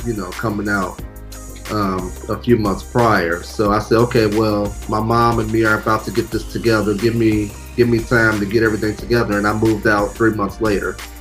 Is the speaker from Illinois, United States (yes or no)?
yes; Chicago, Illinois, United States; moved away as an adult; now in Los Angeles, United States; I live in LA. I'm originally from Chicago, Illinois, the south suburbs. Uh, born and raised